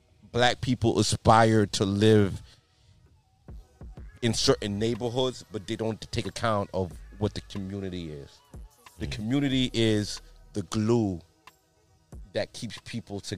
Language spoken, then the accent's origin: English; Long Island, New York, United States; also born or lived in Flushing, Queens, New York; I was born in Flushing, moved to Long Island, but when I first came out here, my parents put me in a private school, Our Lady of Lourdes